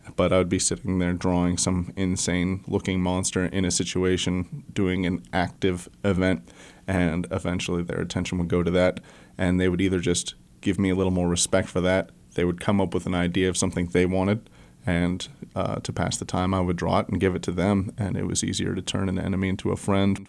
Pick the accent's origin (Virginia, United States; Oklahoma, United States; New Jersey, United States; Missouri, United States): Missouri, United States; Joplin; moved away as an adult; also born or lived in Escondido, California / Springfield, Missouri / Colorado; now in Fayetteville, United States; we moved to Joplin, Missouri when I was super young, so I was raised in the Southwest Missouri